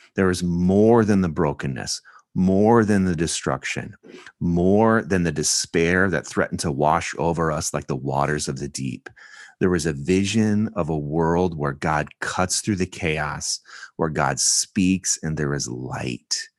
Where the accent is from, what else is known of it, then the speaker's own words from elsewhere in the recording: California, United States; I'm from California, a coastland